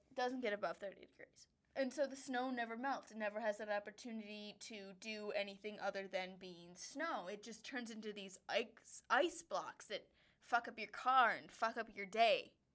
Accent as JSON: {"language": "English", "region": "Wisconsin", "country": "United States", "moved": "yes", "lives_now": "Denver, United States", "said": "we are from Wisconsin."}